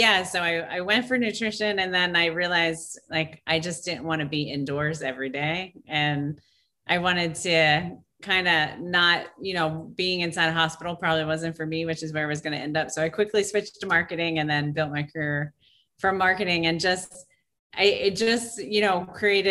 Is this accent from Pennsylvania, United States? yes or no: yes; outside of Philadelphia, Pennsylvania, United States; now in Los Angeles, United States; I grew up in Pennsylvania, outside of Philadelphia